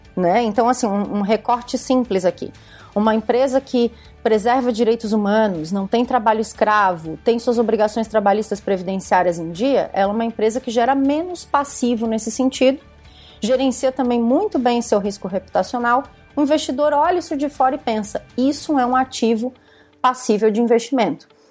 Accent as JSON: {"language": "Portuguese", "town": "Criciúma", "region": "Santa Catarina", "country": "Brazil", "tie": "born or raised there", "moved": "as an adult", "lives_now": "Florianópolis, Brazil", "said": "sou de Santa Catarina, moro em Florianópolis há, há 19 anos, mas sou pé preto, como eu, como eu digo para as pessoas, sou, na, sou, natural de Criciúma, que é sul do estado"}